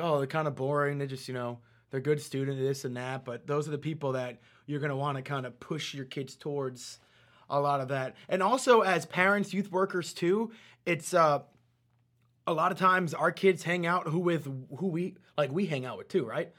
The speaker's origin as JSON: {"language": "English", "region": "New York", "country": "United States", "tie": "born or raised there", "said": "I was born in New York"}